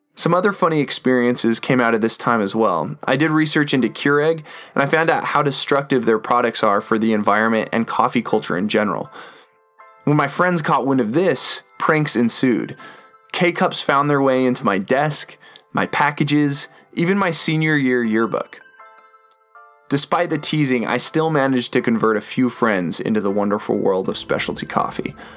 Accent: Boise, Idaho, United States; In my hometown, Boise, Idaho

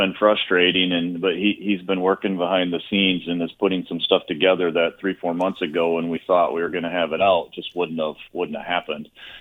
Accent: Holland, Michigan, United States; now in Atlanta, United States; In Atlanta, but originally from Michigan

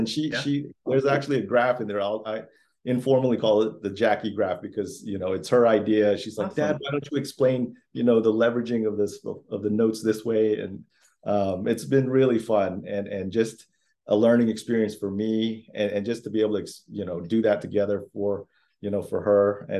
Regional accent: Florida, United States; also born or lived in Philippines; I was born in the Philippines. {S0} Okay. {S1} I learned English, you know, in kindergarten and went through public schools in Florida where my family came up

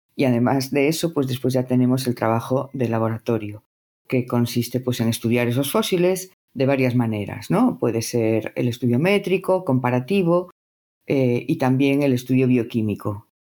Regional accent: Spain; soy de España

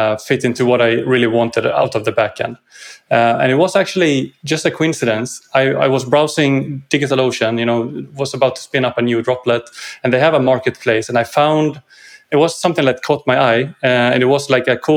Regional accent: Sweden; from Sweden, living just outside Stockholm on the countryside

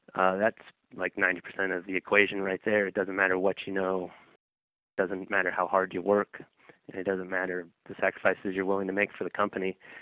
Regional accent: Sacramento, California, United States; the neighborhood that I grew up in in Sacramento

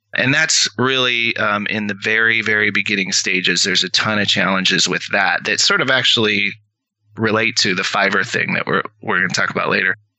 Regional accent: rural Washington State, United States; also born or lived in Seattle; I was from Washington State, okay. rural Washington State.

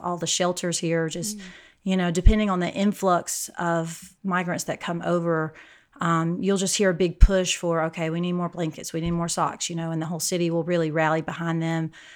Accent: Alabama, United States; moved away as an adult; now in El Paso, United States; I, uh, live in El Paso, Texas, but I'm from Alabama, so kind of a transplant out in West Texas

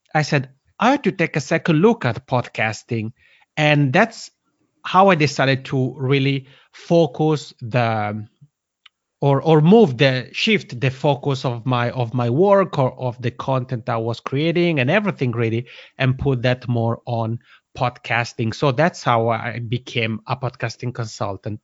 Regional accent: Italian-speaking part of Switzerland, Italian-speaking Switzerland, Switzerland; accent: Macronian; first language Italian; English is a second language; English isn't my mother tongue, but Italian is. I'm originally from the Italian-speaking part of Switzerland.

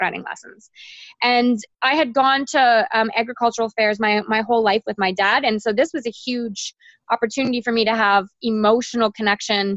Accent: Toronto, Ontario, Canada; I grew up in Toronto, and I spent all my summers in the Kawarthas

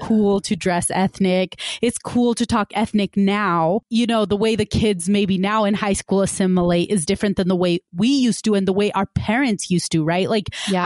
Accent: West Valley City, Utah, United States; I grew up in West Valley City, which is, you know, considered a quote unquote more diverse, ethnically and racially diverse city in Utah

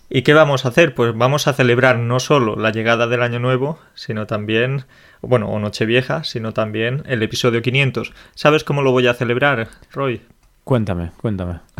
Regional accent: Russia; Spanish is a second language; Ah, soy ruso, vivo en Moscú, estoy estudiando español por cinco o seis años.

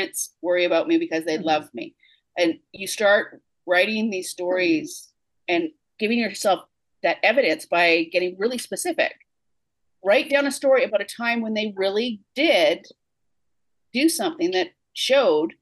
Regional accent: Canada; I'm a good Canadian girl.

